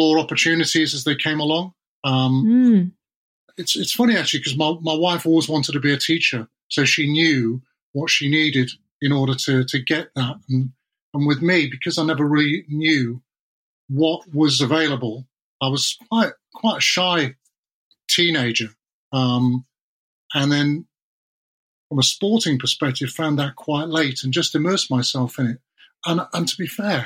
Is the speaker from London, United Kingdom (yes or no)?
no; South Wales, United Kingdom; I was born in South Wales